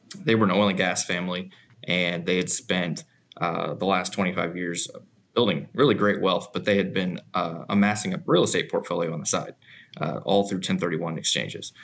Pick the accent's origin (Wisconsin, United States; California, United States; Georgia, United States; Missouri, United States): Missouri, United States; moved away as an adult; now in Garland, United States; I'm from Missouri